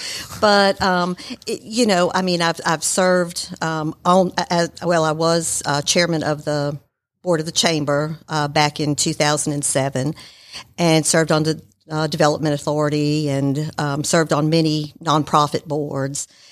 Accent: Marietta, Georgia, United States; also born or lived in New York; I was born in New York and I grew up in Marietta.

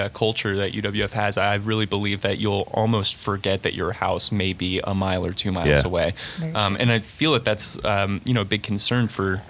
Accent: Brevard County, Florida, United States; moved away as an adult; now in Pensacola, United States; I'm from Brevard County, so it's about 9 hours.

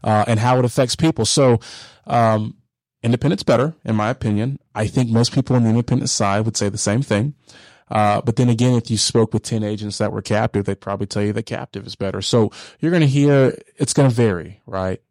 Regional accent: Hiram, Georgia, United States; also born or lived in Dallas, Texas; I grew up in Paulding County, uh, Hiram, Georgia

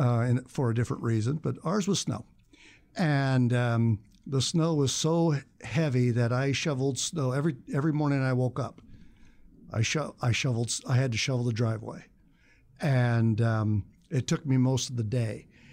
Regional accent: Indiana, United States; moved away as an adult; also born or lived in Chicago; now in Tucson, United States; I am leaving Indiana slash Chicago for good. And, um, and I would've left when I was eighteen, but out-of-state tuition is so stupidly ridiculous that I stayed in Indiana for four years, uh, uh, four years more after graduating from high school

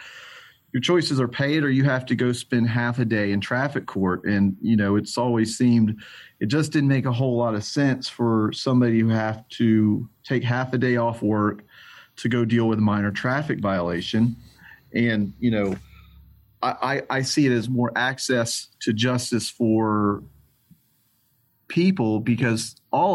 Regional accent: Atlanta, Georgia, United States; I'm born and bred in Atlanta, Georgia, one of the few guys left in town that was raised here

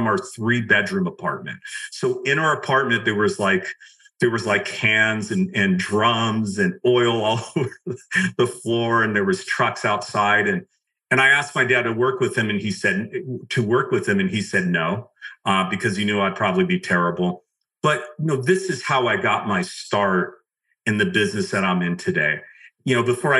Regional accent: just outside of Los Angeles, California, United States; I grew up just right outside of Los Angeles.

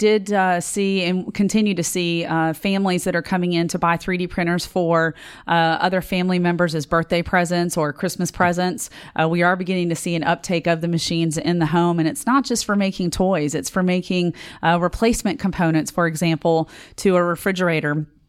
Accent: Richmond, Virginia, United States; now in Knoxville, United States; I am originally from Richmond, Virginia, and currently live in Knoxville

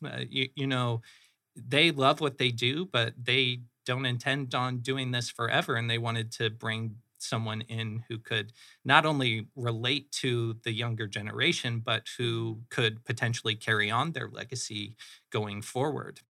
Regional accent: Phoenix, Arizona, United States; also born or lived in Flagstaff, Arizona / Michigan; I am a Phoenix native. I grew up in the Moon Valley area, so, uh, North kinda Central Phoenix

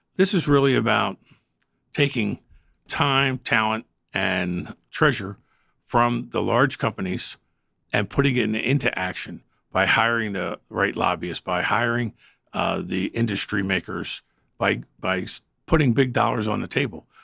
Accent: the North, United States; I'm a Northerner.

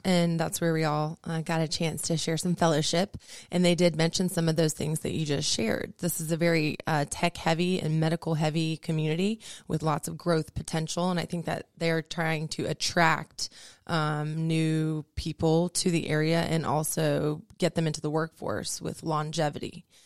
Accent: Peachtree City, Georgia, United States; I grew up in Peachtree City, Georgia, about 100 miles south of here

